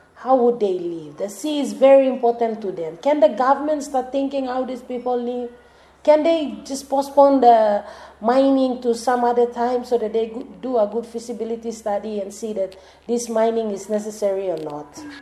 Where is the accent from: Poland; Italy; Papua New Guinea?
Papua New Guinea; moved away as an adult; now in Namatanai, Papua New Guinea; I am from Isipik, but I am here in Namatanai for almost six years, going seven.